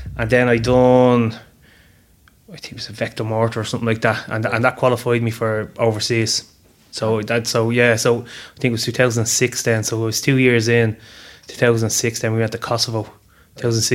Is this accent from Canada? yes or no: no; Dublin, Leinster, Ireland; North side, I'm from Finglas